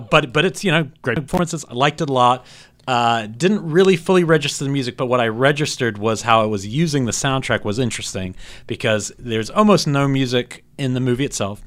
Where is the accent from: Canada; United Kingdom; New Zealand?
New Zealand; moved away; I grew up in New Zealand